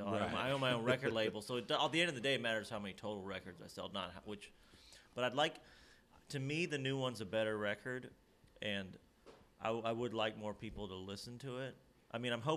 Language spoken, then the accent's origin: English; Lexington, Kentucky, United States; all my family is actually from Nashville, although I grew up in Kentucky